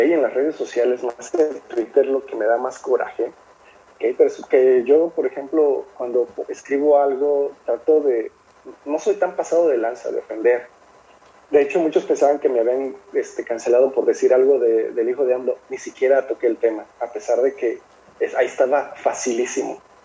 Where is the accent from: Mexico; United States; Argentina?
Mexico; como buen mexicano